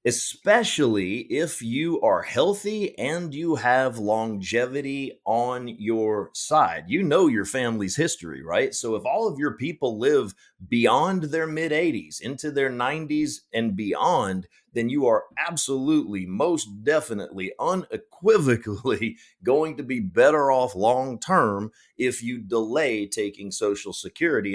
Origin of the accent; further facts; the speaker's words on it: Powder Springs, Georgia, United States; I grew up in Powder Springs, Georgia